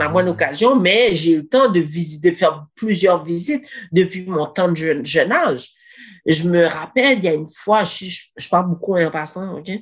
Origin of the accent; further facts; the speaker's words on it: Granby, Quebec, Canada; Je suis née ici à Grambay